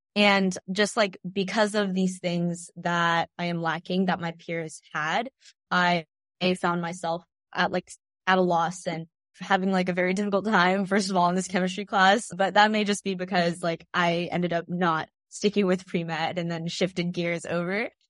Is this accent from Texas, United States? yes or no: yes; Tyler, Texas, United States; We're both from Texas